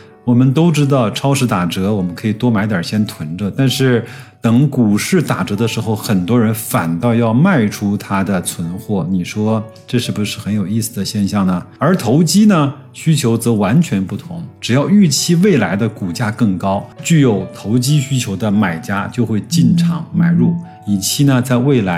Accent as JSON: {"language": "Chinese", "country": "China", "said": "我们中国人"}